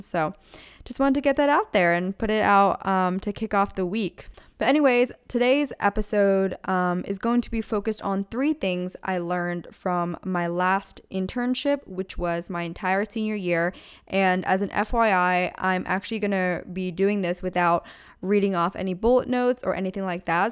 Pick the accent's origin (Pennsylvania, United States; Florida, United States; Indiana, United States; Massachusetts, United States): Pennsylvania, United States; moved away as an adult; now in California, United States; I'm born and raised in Pennsylvania and my family still lives there